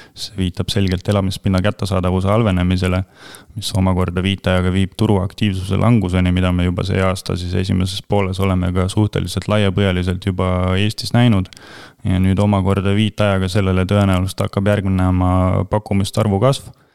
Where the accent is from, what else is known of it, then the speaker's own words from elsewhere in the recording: Rakvere, Lääne-Viru County, Estonia; ma olen väikelinnast ise pärit, Rakvere poiss